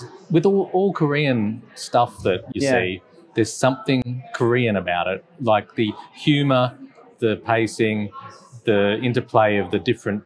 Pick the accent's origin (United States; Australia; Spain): Australia; we're Aussie blokes